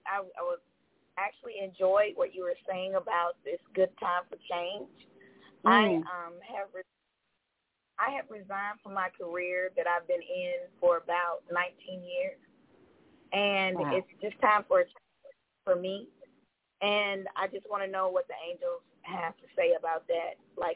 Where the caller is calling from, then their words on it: Georgia, United States; And I'm calling from Georgia.